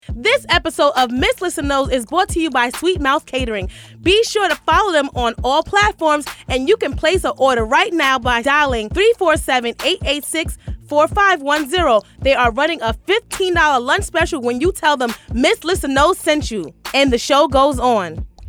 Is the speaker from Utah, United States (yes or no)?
no; New York City, New York, United States; I'm from Hell's Kitchen